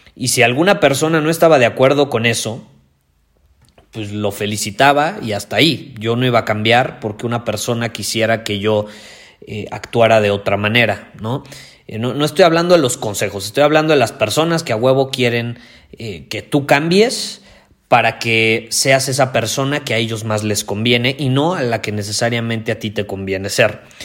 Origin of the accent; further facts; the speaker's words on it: Mexico; yo soy más mexicano que el nopal